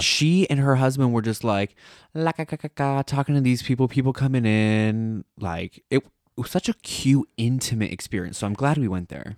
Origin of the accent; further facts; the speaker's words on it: United States; now in Italy; inherently we're American